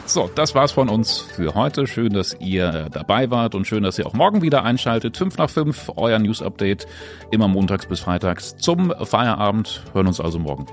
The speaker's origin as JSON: {"language": "German", "town": "Braunschweig", "region": "Lower Saxony", "country": "Germany", "said": "bei uns in Braunschweig"}